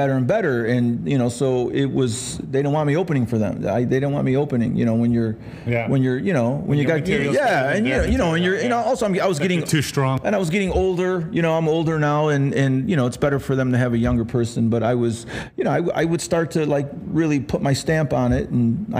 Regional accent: Rome, New York, United States; also born or lived in Los Angeles; now in Las Vegas, United States; I'm from upstate New York, a little town called Rome, New York

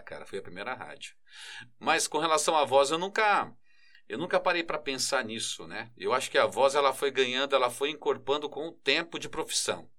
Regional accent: São Paulo, Brazil; eu cresci em Itaquera, na Coab 2

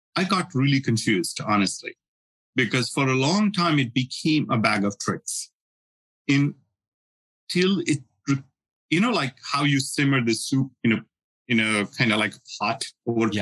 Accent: India; moved away as an adult; I learned Sanskrit growing up in India

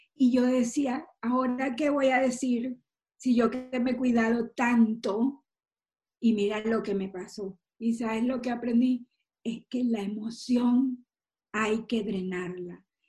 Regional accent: Maracaibo, Zulia, Venezuela; como buena maracucha

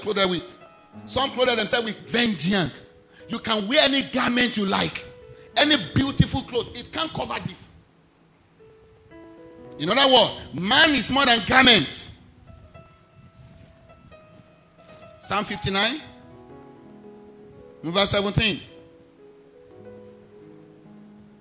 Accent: Ijebu-Ode, Ogun State, Nigeria; I am not from Ijebuode. I was born there.

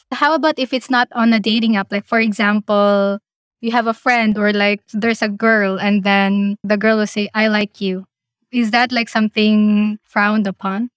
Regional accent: Philippines; now in Australia

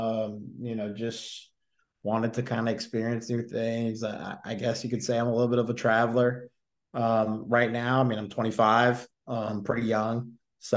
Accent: Phoenix, Arizona, United States; moved away as an adult; also born or lived in Scottsdale, Arizona / North Carolina; now in Bemidji, United States; I'm originally from Phoenix, Arizona.

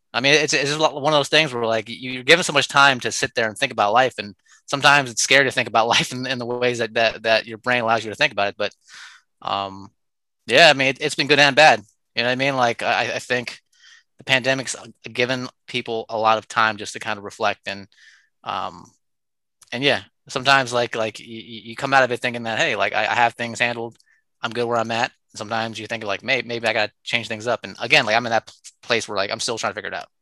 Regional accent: Oakland, California, United States; I'm born and raised in Oakland

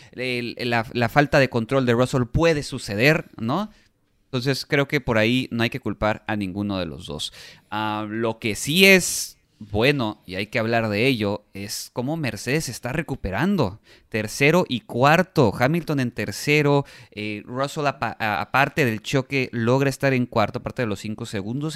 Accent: Mexico; Como mexicanos

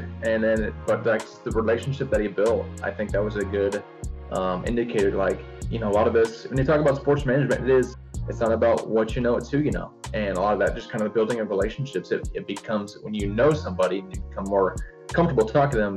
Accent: Salisbury, Indiana, United States; moved away as an adult; I came from Salisbury, Indiana, which is in like the bottom right corner, close to Louisville

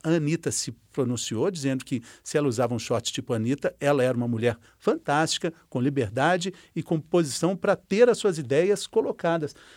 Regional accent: Minas Gerais, Brazil; eu sou mineiro mineiro

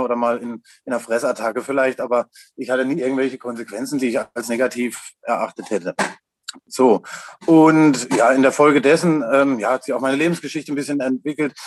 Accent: Lahr, Black Forest, Baden-Württemberg, Germany; Ich komme aus La im schönen Schwarzwald

